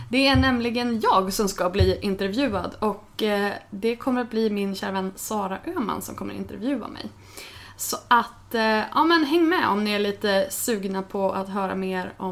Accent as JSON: {"language": "Swedish", "town": "Örnsköldsvik", "region": "Västernorrland County", "country": "Sweden", "moved": "as an adult", "said": "Alltså jag började blogga när jag flyttade från Övik. Um, alltså jag flyttade från Övik, det här var hösten 2001. Jag hade precis fyllt, eller jag fyllde 21 på våren. Hade slutat min utbildning, eh, var ganska trött på Övik."}